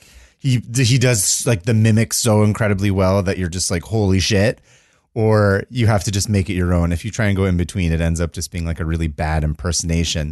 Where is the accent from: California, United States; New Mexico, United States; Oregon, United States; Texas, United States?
California, United States; As a Californian